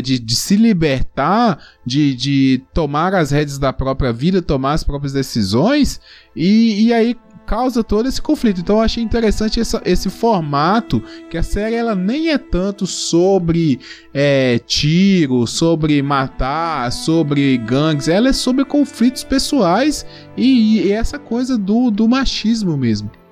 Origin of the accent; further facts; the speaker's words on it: interior of Minas Gerais, Brazil; Eu sou do interior aqui, de, de Minas Gerais